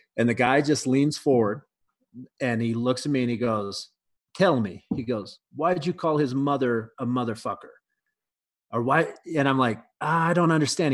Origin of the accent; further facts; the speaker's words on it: Canada; also born or lived in mountains of Canada; now in United States; I'm Canadian